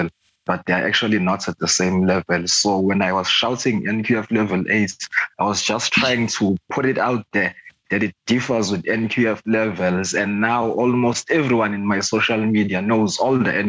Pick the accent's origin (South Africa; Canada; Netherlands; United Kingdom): South Africa; Pietermaritzburg, KwaZulu-Natal; also born or lived in Swaimani; I was born in Pietermaritzburg. I still stay in Pietermaritzburg. I'm actually from a place called Swaimani